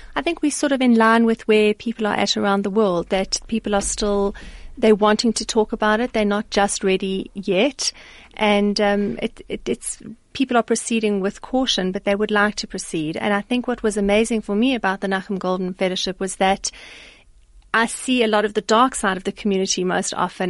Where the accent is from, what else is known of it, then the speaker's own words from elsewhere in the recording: South Africa; as a South African